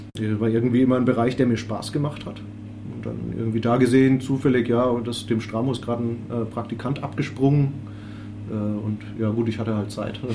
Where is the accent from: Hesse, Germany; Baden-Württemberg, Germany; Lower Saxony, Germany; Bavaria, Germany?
Bavaria, Germany; Würzburg; mich auch als Würzburger